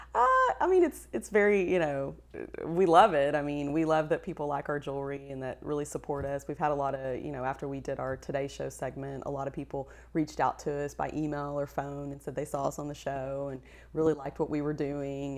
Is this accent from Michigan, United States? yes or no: no; West Texas, United States; we're from West Texas